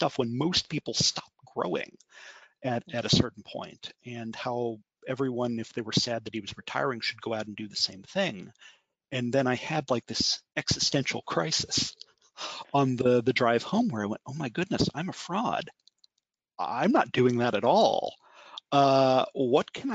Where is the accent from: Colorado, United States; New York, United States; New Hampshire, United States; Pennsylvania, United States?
Pennsylvania, United States; Harrisburg; moved away as an adult; now in Washington, D.C., United States; I'm originally from Harrisburg, Pennsylvania